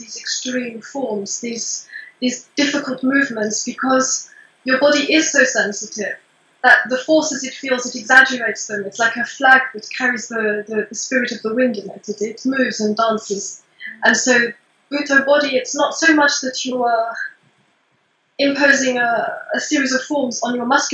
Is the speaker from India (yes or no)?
no; Portugal; moved away; also born or lived in England; I was born in England, but I was raised in Portugal